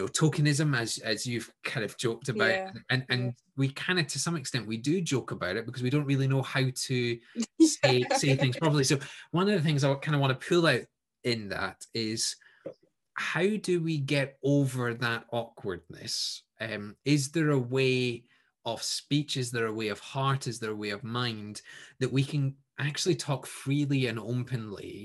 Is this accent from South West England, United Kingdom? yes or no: no; Scotland, United Kingdom; I'm white and I'm Scottish